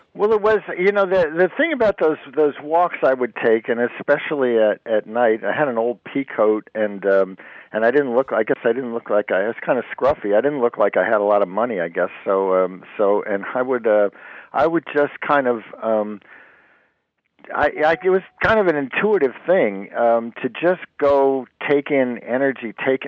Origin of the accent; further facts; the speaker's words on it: Jersey Shore, New Jersey, United States; also born or lived in Brooklyn, New York; I was born in Brooklyn, but I grew up on the Jersey Shore